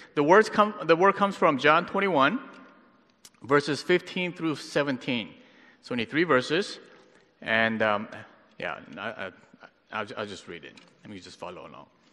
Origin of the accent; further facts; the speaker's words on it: Pittsburgh, Pennsylvania, United States; now in Los Angeles, United States; I grew up in Pittsburgh, but now I live